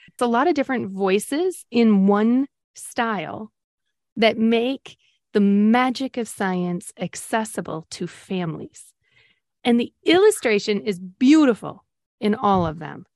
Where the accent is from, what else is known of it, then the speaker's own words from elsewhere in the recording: Great Lakes, United States; I grew up on the Great Lakes